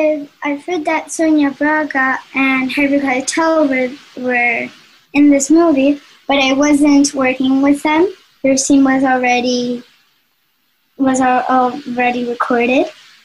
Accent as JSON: {"language": "English", "country": "Spain", "said": "I am from Spain"}